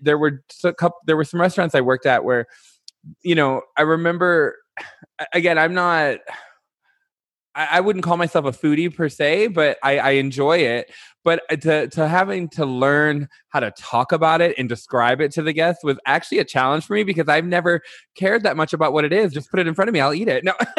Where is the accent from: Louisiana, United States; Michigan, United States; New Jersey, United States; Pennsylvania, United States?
Michigan, United States; Detroit; moved away; also born or lived in Chicago; I'm from Detroit. Well, which I'm actually from a north suburb